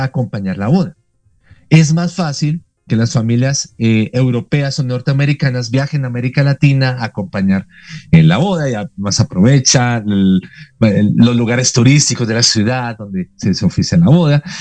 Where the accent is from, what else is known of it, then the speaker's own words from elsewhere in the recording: Bogotá, Colombia; soy colombiano de nacimiento, orgullosamente, aquí de, la muy noble, muy de Santa Fe de Bogotá